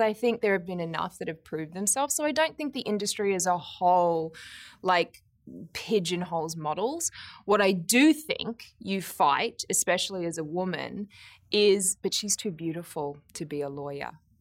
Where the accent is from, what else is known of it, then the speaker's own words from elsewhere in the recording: Brisbane, Queensland, Australia; I grew up in Brisbane in Australia